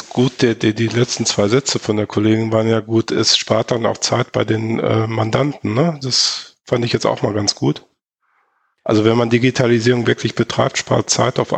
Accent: Hamm, North Rhine-Westphalia, Germany; Kommt ja auch fast aus meiner Heimat, kommt ja aus Hamm.

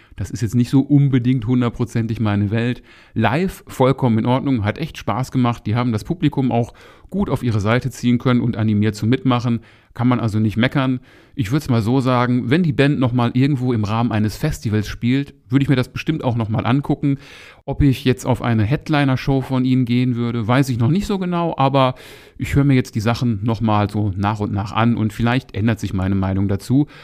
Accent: Moers, North Rhine-Westphalia, Germany; ich komme hier aus Mörs

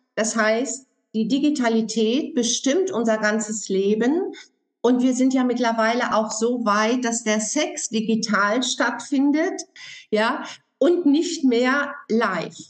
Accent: Germany; bei uns in Deutschland

